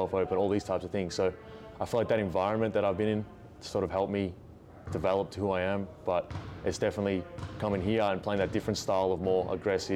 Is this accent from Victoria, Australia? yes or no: yes; Melbourne, Victoria, Australia; moved away as an adult; now in Buies Creek, United States; I'm from Melbourne, city in Victoria.